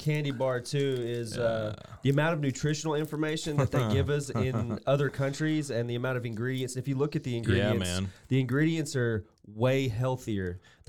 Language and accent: English; England, United Kingdom; moved away; I'm originally from England